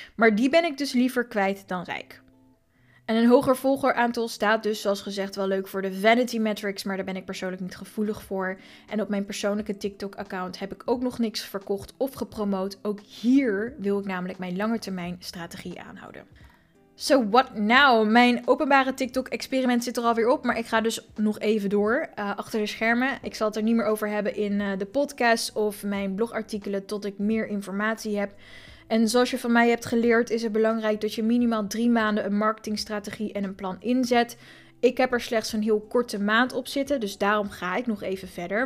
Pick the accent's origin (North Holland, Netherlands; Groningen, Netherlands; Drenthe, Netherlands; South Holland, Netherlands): South Holland, Netherlands; Voorburg; ik kom uit Voorburg, mensen. Daar spreken we met de R en met twee woorden.